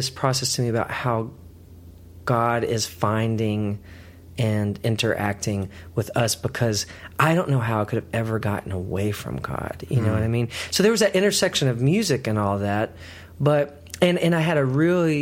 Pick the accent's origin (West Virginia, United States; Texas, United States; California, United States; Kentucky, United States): Texas, United States; I grew up in Texas